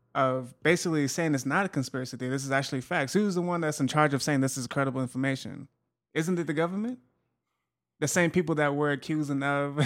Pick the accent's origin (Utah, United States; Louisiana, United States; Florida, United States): Utah, United States; in Utah, so I try to keep up on my home state